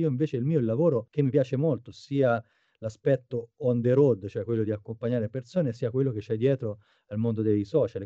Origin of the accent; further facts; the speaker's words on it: Arezzo, Tuscany, Italy; moved away as an adult; now in Japan; sono nato ad Arezzo, in eh, Toscana, nel 1980